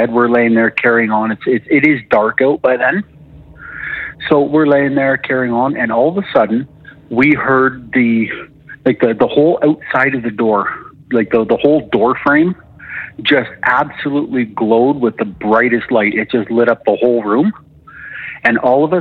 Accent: Alberta, Canada; calling from Alberta

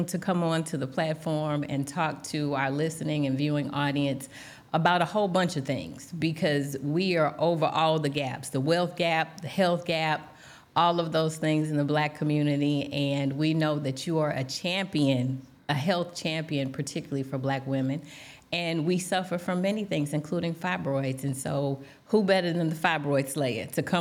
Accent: East St. Louis, Illinois, United States; I'm born and raised in East St. Louis

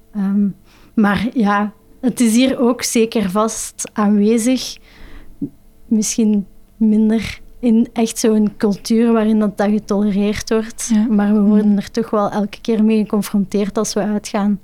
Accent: Flanders, Belgium; voor ons als Vlaming

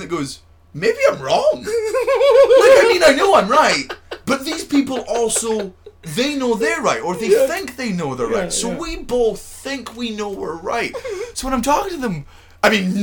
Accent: Scotland, United Kingdom; I'm from Scotland

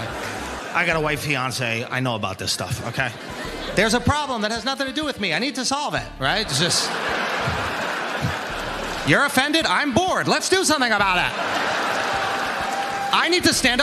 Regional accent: New York, United States; I'm from New York

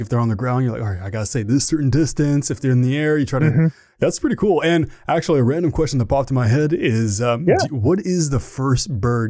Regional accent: Ottawa, Ontario, Canada; accent: Canadian; I'm from Ottawa, Ontario, Canada, the capital of Canada.

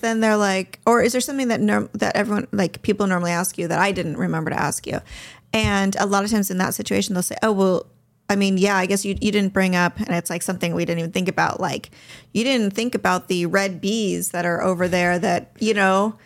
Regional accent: Southern California, United States; I grew up in Southern California.

